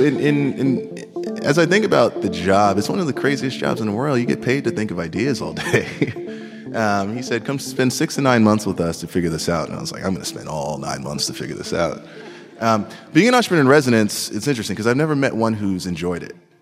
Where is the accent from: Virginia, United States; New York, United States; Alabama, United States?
New York, United States; New York City; I grew up in Queens, New York, projects, welfare, bouts of homelessness